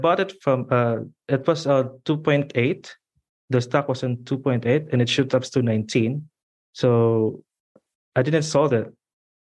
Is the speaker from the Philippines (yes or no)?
yes; Philippines; moved away as an adult; also born or lived in Dubai, United Arab Emirates; now in Australia; I'm from Philippines and I am currently in Australia right now